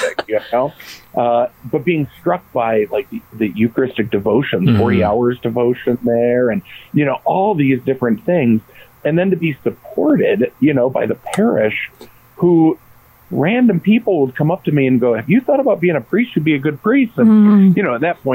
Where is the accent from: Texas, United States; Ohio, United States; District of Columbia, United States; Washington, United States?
Ohio, United States; Norwalk; I grew up in Norwalk, Ohio at St. Paul